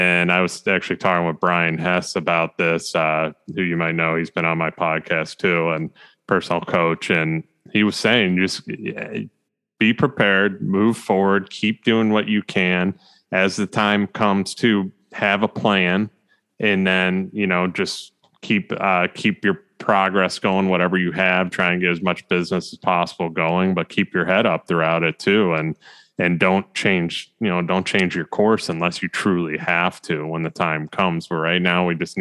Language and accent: English; United States; as an American